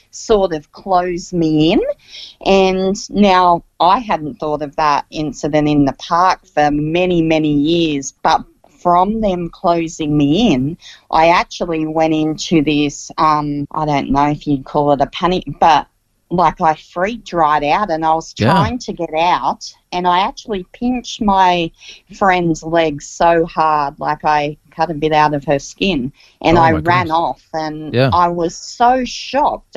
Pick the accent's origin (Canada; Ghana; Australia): Australia; Central Coast, New South Wales; born or raised there